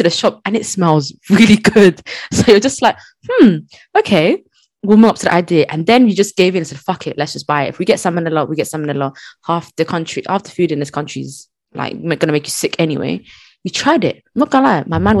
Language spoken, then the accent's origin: English; United Kingdom; as a Brit